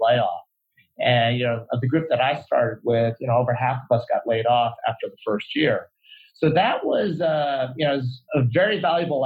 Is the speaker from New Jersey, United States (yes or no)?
yes; New Jersey, United States; moved away as an adult; also born or lived in South Korea; now in California, United States; I grew up in New Jersey